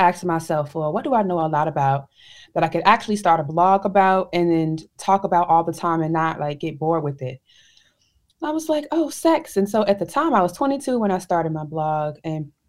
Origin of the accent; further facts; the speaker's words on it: Chicago, Illinois, United States; I'm from Chicago, Illinois